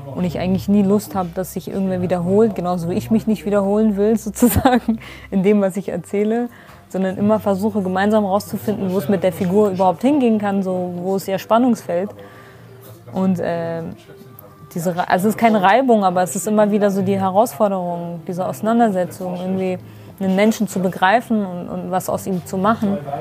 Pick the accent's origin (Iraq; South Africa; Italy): Iraq; Duhok, Kurdistan Region; now in Germany; meine Geburtsstadt, Dohuk